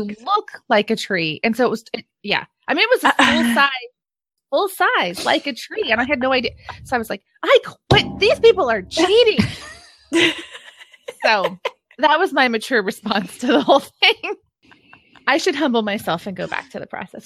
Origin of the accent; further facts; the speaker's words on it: California, United States; being born and raised in California